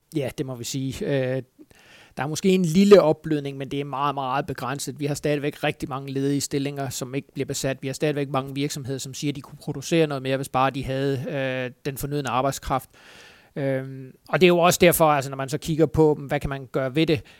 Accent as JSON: {"language": "Danish", "area": "Funen", "region": "Southern Denmark", "country": "Denmark", "said": "nu er jeg jo Fynbo"}